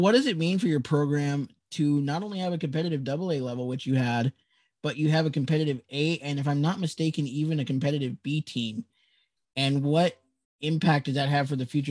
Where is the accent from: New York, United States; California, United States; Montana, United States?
Montana, United States; Great Falls; I was born and raised in Great Falls, actually.